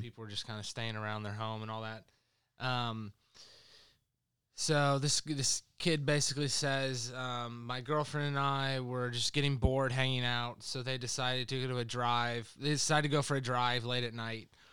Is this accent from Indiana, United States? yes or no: yes; Indiana, United States; literally about ten miles from where I grew up in Indiana.